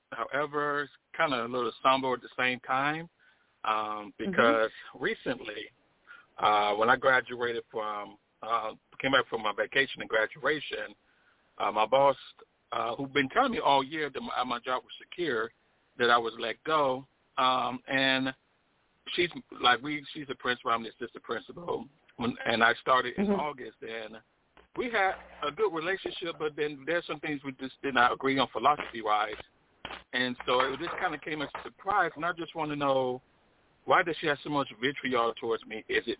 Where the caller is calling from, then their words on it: Chicago, Illinois, United States; I'm calling from Chicago.